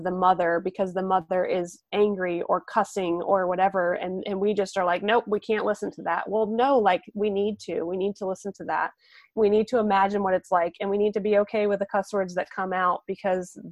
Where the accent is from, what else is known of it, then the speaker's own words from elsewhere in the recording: the North, United States; moved away; I'm originally from the North.